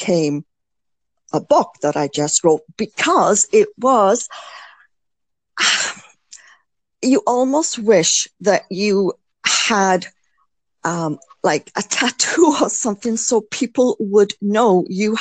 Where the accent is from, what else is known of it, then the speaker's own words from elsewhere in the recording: United Kingdom; as a Brit, I mean, this is what we were always brought up to do.